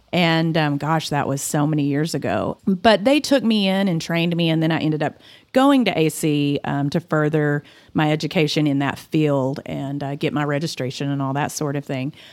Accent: Claude, Texas, United States; moved away as an adult; also born or lived in Dalhart, Texas / Hawaii; now in Amarillo, United States; I grew up in Claude, the big town of Claude, Texas

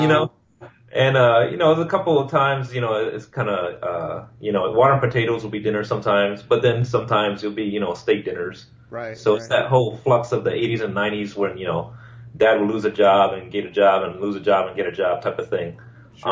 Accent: Hawaii, United States; moved away as an adult; my hometown

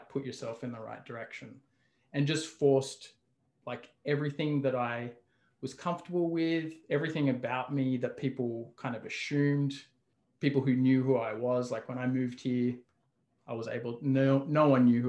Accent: Australia; moved away as an adult; now in Toronto, Canada; originally I'm from Australia. I've lived in Toronto for 12 years now.

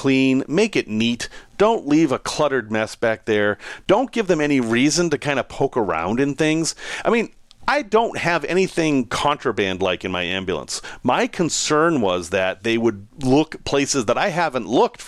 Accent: United States; I grew up in the States

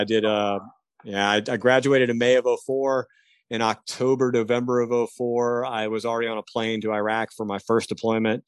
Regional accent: Hampton, Virginia, United States; also born or lived in Kentucky; I grew up in the Hampton Roads area, actually. I grew up in Hampton

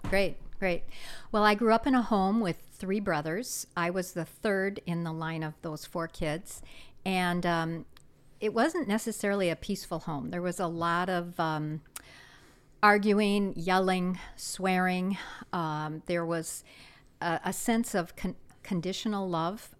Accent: South Dakota, United States; moved away as an adult; I grew up in South Dakota in a small town, and, um, moved here right after graduating from high school

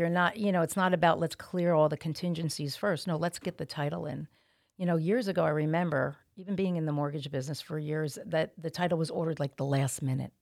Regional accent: Montville, New Jersey, United States; moved away as an adult; now in South Jersey, United States; I am from Montville

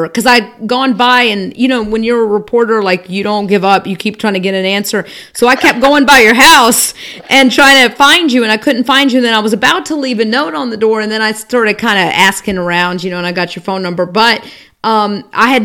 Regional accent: Georgia, United States; now in Charlotte, United States; I'm from Georgia originally

